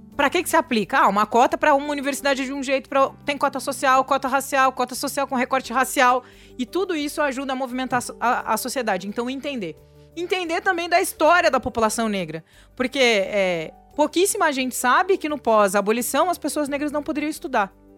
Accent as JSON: {"language": "Portuguese", "region": "interior of Rio Grande do Sul", "country": "Brazil", "moved": "yes", "lives_now": "São Paulo, Brazil", "said": "Eu que vim do interior do Rio Grande do Sul"}